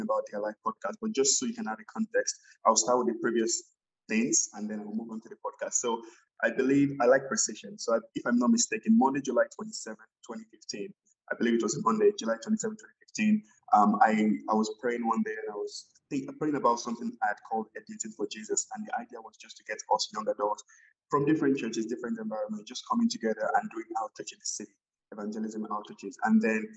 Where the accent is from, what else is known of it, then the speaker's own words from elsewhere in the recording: Nigeria; moved away as an adult; also born or lived in Alberta, Canada; now in Canada; I'm from Nigeria. I came to Canada in January of 2013